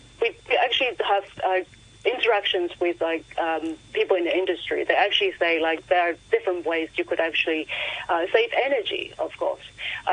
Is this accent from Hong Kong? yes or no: yes; Hong Kong; moved away as an adult; I grew up in the 90s and 80s in Hong Kong. The streets were full of neon. And to me, it was like a sign of home, you know. And then eventually I moved away from Hong Kong